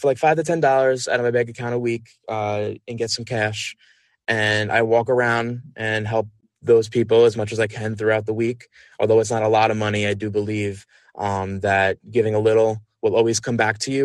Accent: Long Island, New York, United States; moved away; I'm originally from Long Island, so that's where my family is

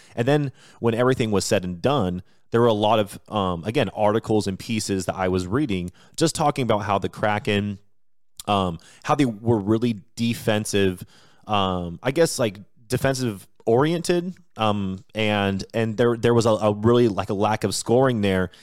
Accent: Washington, United States; I was born and raised in Washington State, just an hour south of Seattle

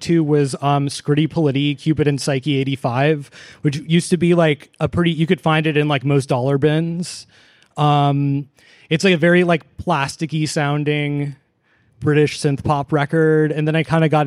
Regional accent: Seattle, Washington, United States; moved away as an adult; now in Olympia, United States; I'm from Seattle originally

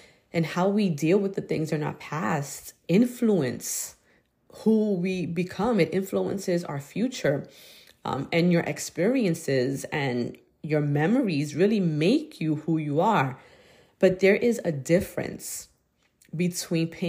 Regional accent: New York City, New York, United States; I was growing up in Brooklyn

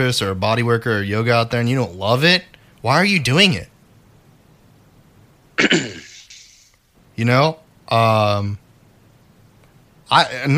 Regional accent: United States; I was born in America

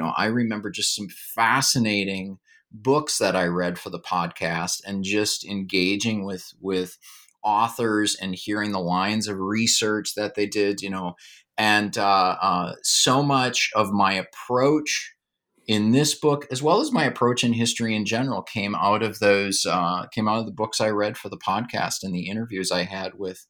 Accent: Duluth, Minnesota, United States; I like to say that in growing up in Duluth, it was like growing up in an East European city.

